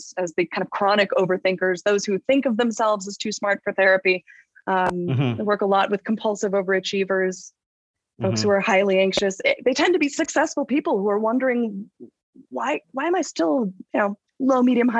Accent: Los Angeles, California, United States; I'm a kid from Los Angeles. I grew up, my parents were actors. I grew up in the chaos of the Los Angeles upbringing

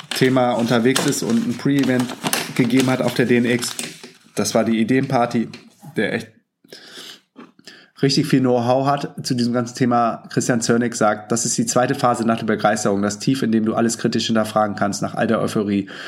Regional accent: Hamburg, Germany; Ich komme auch aus Hamburg, vielleicht können wir uns ja mal treffen.

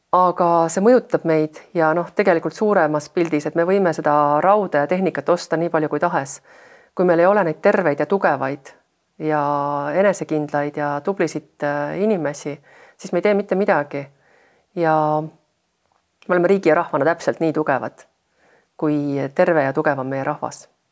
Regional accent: Estonia; ma olen pärit väiksest maakoolist

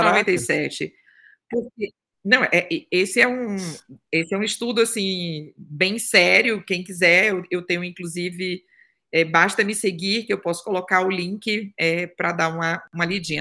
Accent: interior of Bahia, Brazil; moved away as an adult; also born or lived in Salvador, Brazil / Germany; nasci no interior da Bahia, sou de Tabu na Bahia, papajaca oficial, tá? E aos 17 anos eu fui morar, eu, com 15 fui morar em Salvador

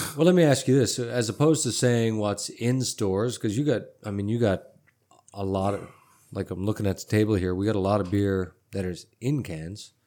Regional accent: Newfoundland and Labrador, Canada; now in Texas, United States; I'm from Canada, I said that, but I'm from a place called Newfoundland and Labrador.

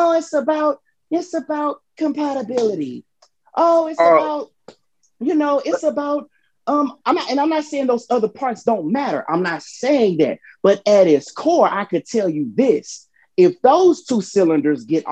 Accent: Houston, Texas, United States; I'm from South Park

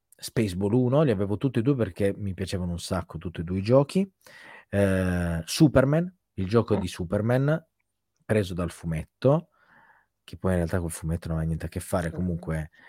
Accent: province of Turin, Piedmont, Italy; vivo tuttora nello stesso paese in cui diciamo sono nato, mm, in provincia di Torino

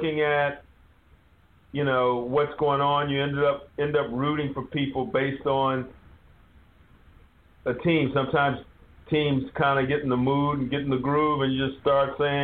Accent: Wichita, Kansas, United States; I was born in Wichita, Kansas

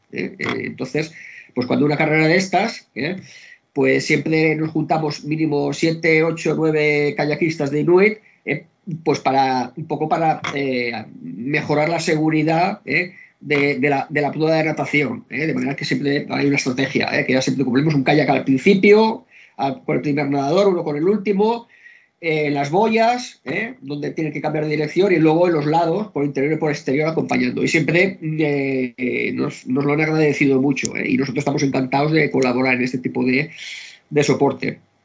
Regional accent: Barcelona, Catalonia, Spain; moved away as an adult; now in Vilanova i la Geltrú, Spain; yo nací en Barcelona, he vivido bastantes años en Barcelona, pero hace como 30 mm, años que vivo en Milanova

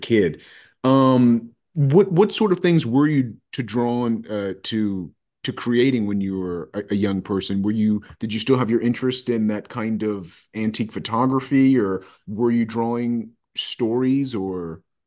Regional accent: Roanoke, Virginia, United States; also born or lived in Radford, Virginia; I grew up here in Roanoke, Virginia.

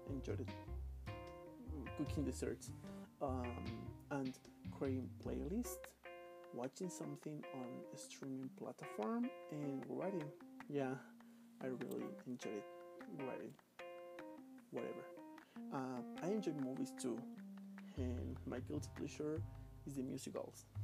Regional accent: Puebla, Mexico; English is a second language; I am from Puebla City, capital, I am 27 years old

